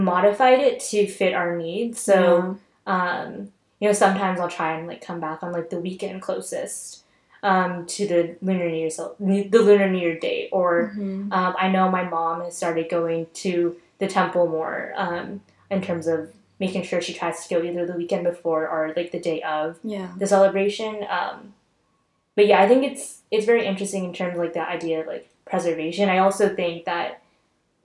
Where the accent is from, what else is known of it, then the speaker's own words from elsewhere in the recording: Bay Area, California, United States; I grew up in the Bay Area with San Jose having such a huge Vietnamese population